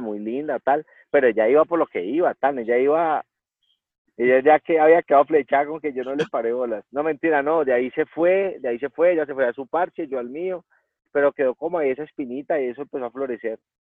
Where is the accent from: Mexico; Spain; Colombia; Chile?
Colombia; Cali, Valle del Cauca; yo soy de Cali, entonces mis papás íbamos a pasear al lago